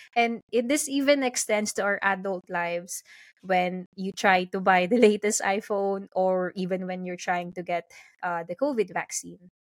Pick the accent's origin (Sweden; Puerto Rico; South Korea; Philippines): Philippines; now in London, United Kingdom; I'm currently based in London, but originally I'm from the Philippines